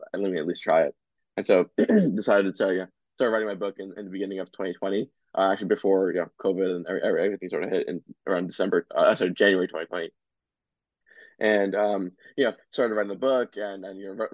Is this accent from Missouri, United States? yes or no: no; New Jersey, United States; I grew up in New Jersey my entire life and go to school and everything in Jersey